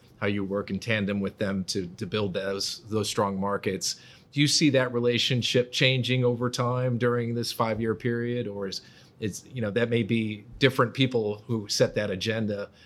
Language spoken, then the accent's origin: English; United States; as an American